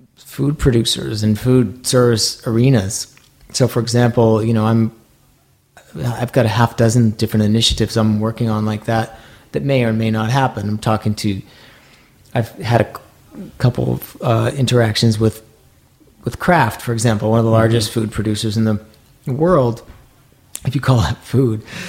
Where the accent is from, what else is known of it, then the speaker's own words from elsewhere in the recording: Maine, United States; moved away; I grew up in Maine